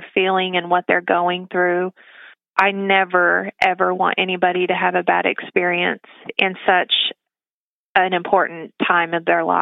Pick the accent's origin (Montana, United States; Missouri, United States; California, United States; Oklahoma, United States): Oklahoma, United States; Tahlequah; I was born and raised here in Tahlequah